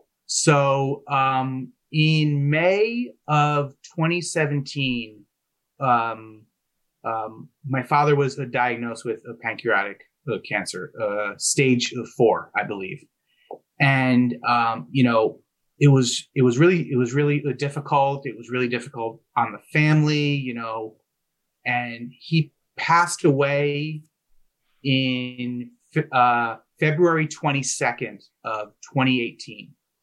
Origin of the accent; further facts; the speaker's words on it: New Jersey, United States; You know, my parents, you know, they grew up in New York. I grew up in New Jersey. That's where they raised the family.